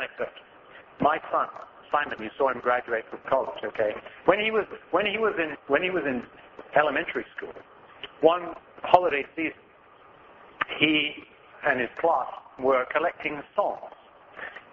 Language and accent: English; England, United Kingdom; also born or lived in Australia; now in United States; I'm from England originally. I lived 3 years in Australia